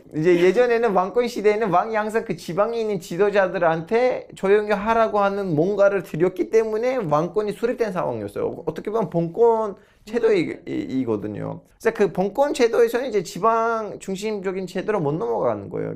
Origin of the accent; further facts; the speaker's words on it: Turkey; moved away; 터키에도 호라산이라는 군이 아. 있어요. 제 고향 옆에 있는데.